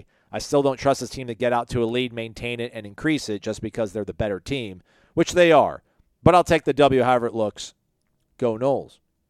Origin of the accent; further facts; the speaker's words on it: Florida, United States; I'm from Gilchrist County. I say the county because the two towns are tiny, Bell and Trenton.